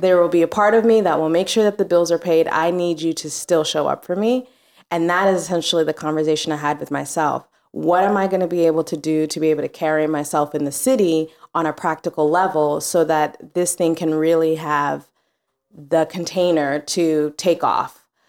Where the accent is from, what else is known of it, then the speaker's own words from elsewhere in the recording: Mombasa, Mombasa County, Kenya; also born or lived in New Orleans, Louisiana; now in New York, United States; I grew up in Mombasa, Kenya. So East Africa.